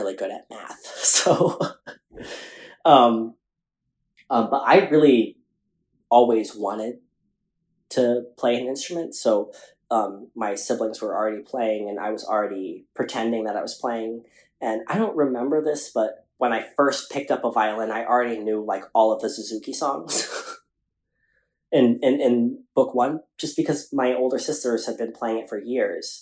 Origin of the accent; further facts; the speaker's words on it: Atlanta, Georgia, United States; growing up in Atlanta and that Filipino community